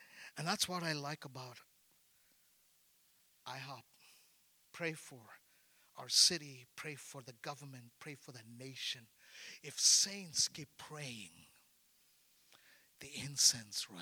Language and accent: English; India; I'm an Indian.